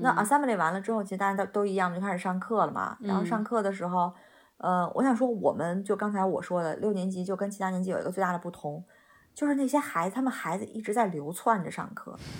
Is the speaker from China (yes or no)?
yes; China; 就是对我们中国人来讲是挺利好的。我们就写 email 都用中文写就行了嘛